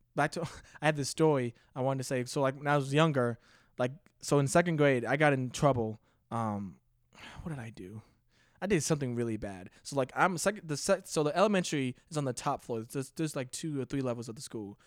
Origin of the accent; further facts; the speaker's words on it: Cheverly, Maryland, United States; moved away as an adult; I grew up in, uh, Maryland